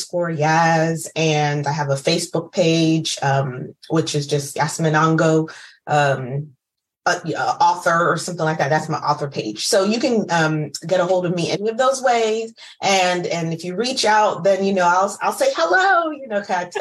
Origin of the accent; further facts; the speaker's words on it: United States; I'm first generation Ghanaian American